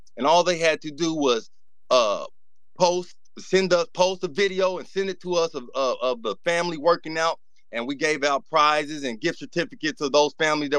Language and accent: English; Kanawha County, West Virginia, United States; I'm from Kanawha County, and I consider myself a hustler, so it was cool, and I feel at home.